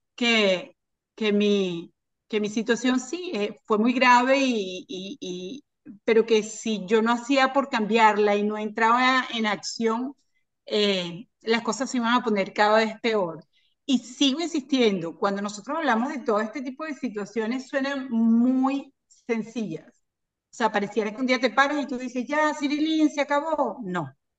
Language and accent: Spanish; Caracas, Capital District, Venezuela; moved away as an adult; now in Miami, United States; soy de, Venezuela, de Caracas. Nací en las montañas, me crié en las montañas, en el Junquito